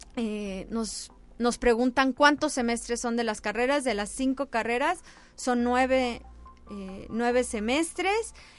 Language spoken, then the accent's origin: Spanish; Mexico